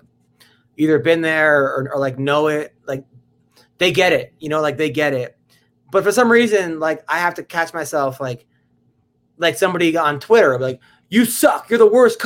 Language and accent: English; New York, United States; now in Los Angeles, United States; I'm from New York